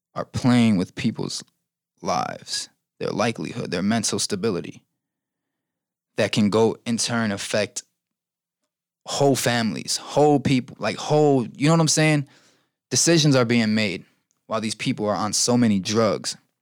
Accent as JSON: {"language": "English", "town": "Chicago", "region": "Illinois", "country": "United States", "said": "I've kind of accepted what Chicago is and what it has done to us"}